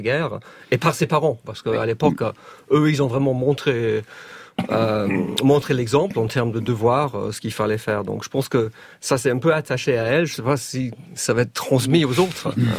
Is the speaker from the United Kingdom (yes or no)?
yes; England, United Kingdom; moved away; j'ai grandi en Angleterre dans les années 60 70